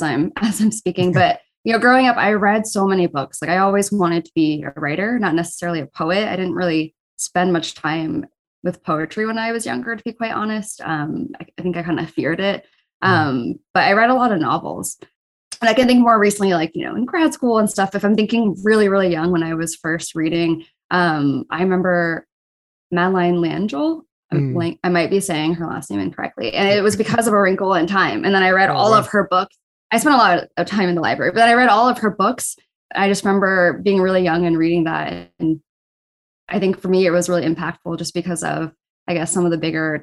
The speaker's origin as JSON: {"language": "English", "region": "Northern Virginia", "country": "United States", "tie": "born or raised there", "moved": "as an adult", "lives_now": "Arizona, United States", "said": "I grew up in Northern Virginia, so pretty close to Washington, D.C."}